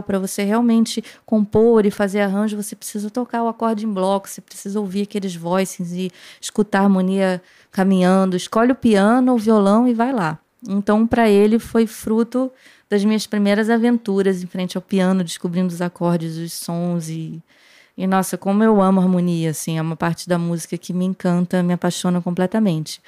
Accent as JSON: {"language": "Portuguese", "region": "Rio de Janeiro", "country": "Brazil", "tie": "born or raised there", "said": "quando eu nasci, meu pai já morava no Jabur, que é o bairro onde o Hermeto mora até hoje"}